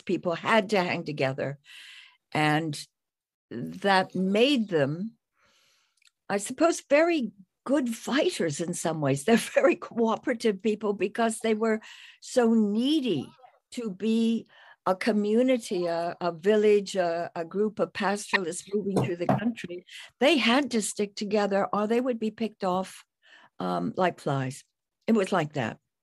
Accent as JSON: {"language": "English", "country": "United States", "moved": "as an adult", "lives_now": "United Kingdom", "said": "I'm an expatriate American, but living in Britain, where I've been for fifty years."}